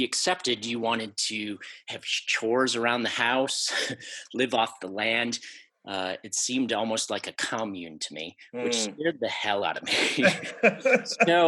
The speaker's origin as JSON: {"language": "English", "region": "Wisconsin", "country": "United States", "tie": "born or raised there", "said": "growing up in Wisconsin"}